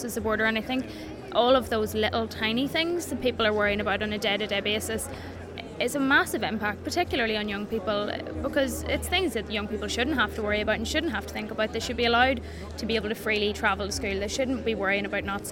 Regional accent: Newry, Northern Ireland, United Kingdom; I'm 24 years old and I'm from Newry

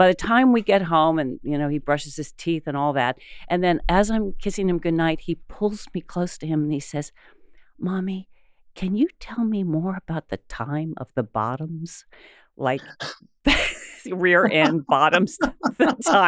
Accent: Ohio, United States; growing up in Ohio

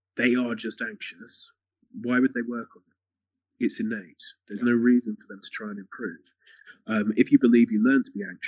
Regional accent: England, United Kingdom; I'm from England

